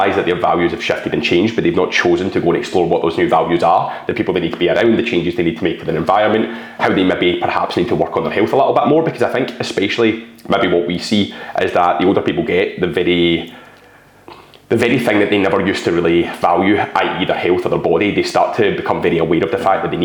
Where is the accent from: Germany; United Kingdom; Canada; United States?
United Kingdom; Scotland; I'm a Scottish, bald guy